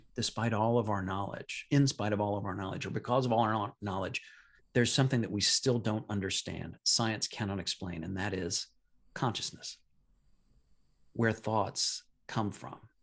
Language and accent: English; Midwest, United States; I'm from the Midwest